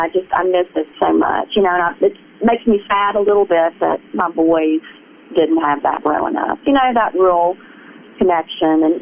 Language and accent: English; Mississippi, United States; accent: Southern; moved away as an adult; I'm from Mississippi. Well, how long have you just moved here? I'm like, no, I've lived here for 20 years. No, I never lost my accent